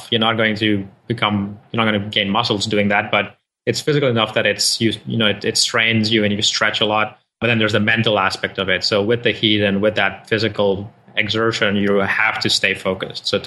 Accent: Nigeria; moved away as an adult; now in United States; I uh, am born to parents from India, but I grew up in Africa in Nigeria. Mm. Uh, did my schooling there and then came here for university in upstate New York, Rochester

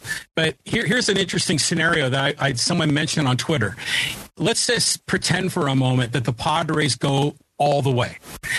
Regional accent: Poway, California, United States; my hometown of Poway.

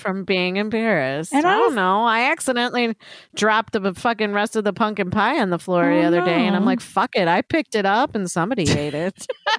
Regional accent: Chicago, Illinois, United States

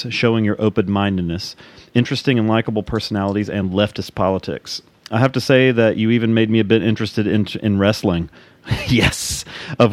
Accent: United States; accent: redneck; my own redneck accent

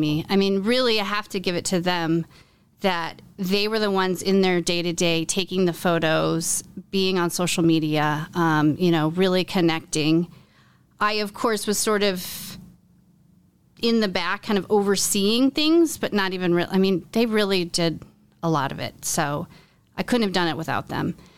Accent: Iowa City, Iowa, United States; moved away as an adult; also born or lived in New York City; I was born and raised in Iowa City, but I moved to New York City to go to college

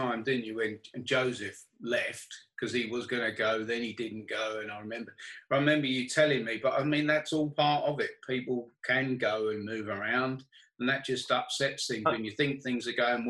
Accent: London, United Kingdom; So when I grew up in London, and I grew up not that far from Hackney

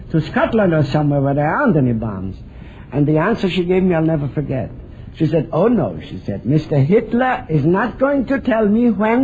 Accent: Vienna, Austria; moved away as an adult; now in California, United States; I was born in Vienna.

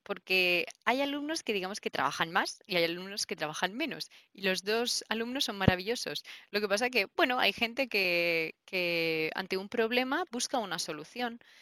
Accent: Murcia, Region of Murcia, Spain; yo soy de Murcia

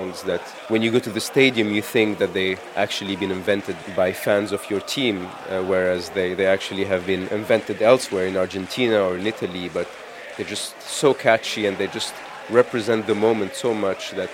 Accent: Tunisia; I am from Tunisia.

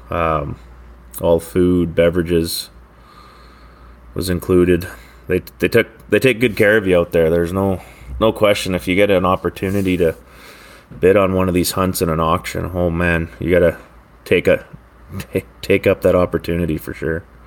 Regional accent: Maple Ridge, British Columbia, Canada; from the Lower Mainland, uh, Maple Ridge here in B C

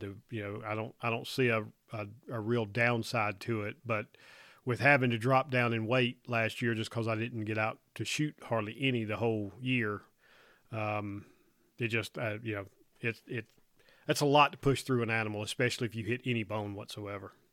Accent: North Carolina, United States; growing up in North Carolina. I got to I got to hunt in snow a bit there

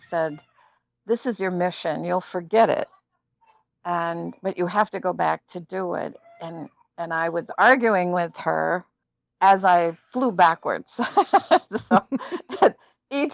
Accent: Minneapolis, Minnesota, United States; I'm from Minneapolis

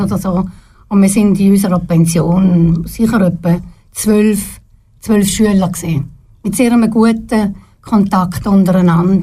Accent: Herisau, Appenzell Ausserrhoden, Switzerland; also born or lived in Trogen / Zurich; Ich bin nämlich im Appenzellerland aufgewachsen

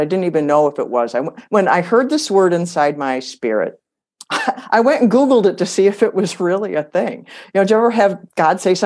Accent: Michigan, United States; moved away as an adult; also born or lived in Arizona; We were born and raised in Michigan

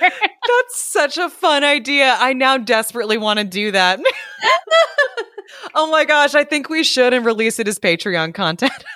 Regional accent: United States; I'm American

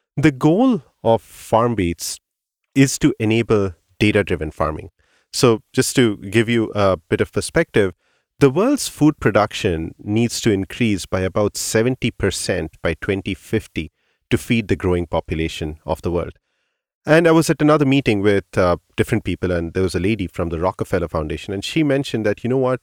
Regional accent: India; moved away; when I was growing up in India

